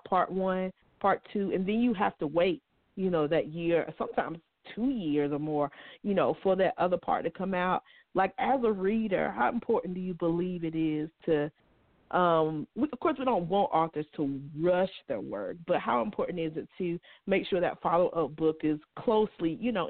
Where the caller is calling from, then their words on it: North Carolina, United States; I am broadcasting from North Carolina.